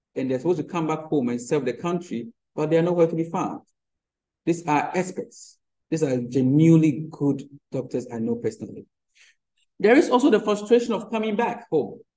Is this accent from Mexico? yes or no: no; Ghana; as a Ghanaian